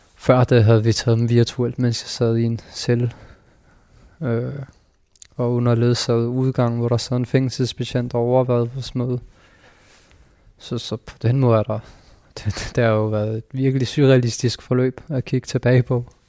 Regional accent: Denmark; jeg er født i Danmark

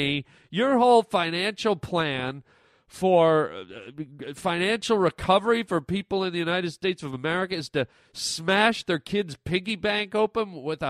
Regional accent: Canada; Okay, I'm Canadian.

